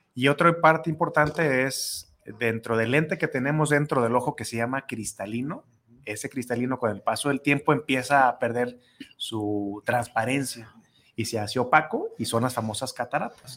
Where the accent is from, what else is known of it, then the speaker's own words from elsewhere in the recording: Mexico; nosotros como mexicanos